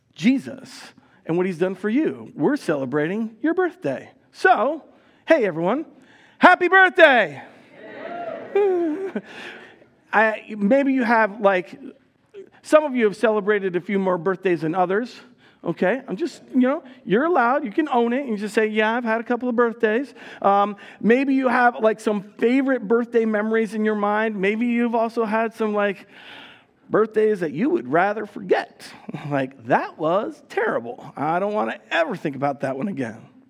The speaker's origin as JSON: {"language": "English", "country": "United States", "tie": "born or raised there", "moved": "yes", "lives_now": "Le Sueur, Minnesota, United States", "said": "My wife Heidi and I grew up in New York New Jersey."}